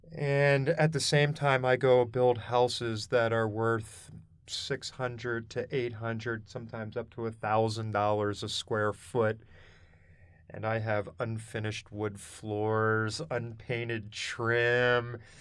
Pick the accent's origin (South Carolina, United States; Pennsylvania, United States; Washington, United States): Pennsylvania, United States; Harrisburg; moved away as an adult; also born or lived in Boulder, Colorado; now in Colorado, United States; I was born and raised in Pennsylvania, central Pennsylvania, around Harrisburg area